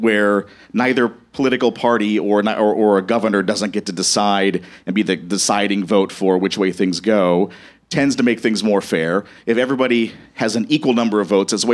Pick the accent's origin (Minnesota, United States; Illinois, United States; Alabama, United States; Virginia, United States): Minnesota, United States; now in Madison, United States; especially as a Minnesotan